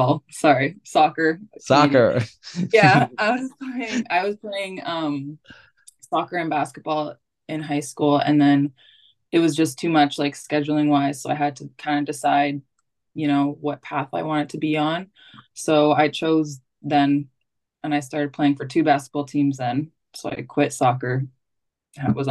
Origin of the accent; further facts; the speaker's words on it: St. Catharines, Ontario, Canada; moved away as an adult; I'm from St. Catharines, Ontario.